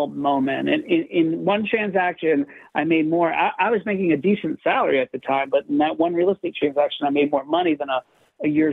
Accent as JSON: {"language": "English", "town": "Orlando", "region": "Florida", "country": "United States", "tie": "born or raised there", "moved": "as an adult", "lives_now": "New York City, United States", "said": "I grew up in Orlando, Florida, moved to New York in the early 90s"}